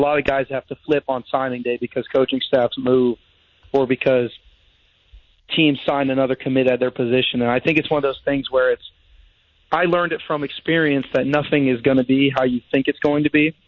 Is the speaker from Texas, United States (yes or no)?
no; St. Augustine, Florida, United States; I grew up in St. Augustine, Florida.